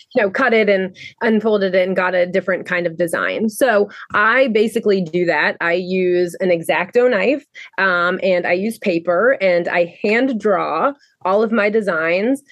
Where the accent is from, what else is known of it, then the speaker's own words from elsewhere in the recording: Rhode Island, United States; moved away as an adult; now in Baltimore, United States; I am originally from Rhode Island, and I came to Baltimore um, to go to the Maryland Institute College of Art